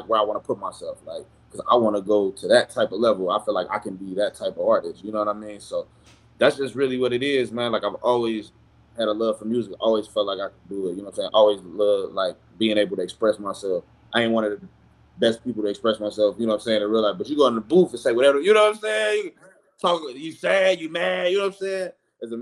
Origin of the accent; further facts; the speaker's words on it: St. Louis, Missouri, United States; now in Phoenix, United States; I'm from St. Louis, everybody know that, but everybody know I'm repping Phoenix.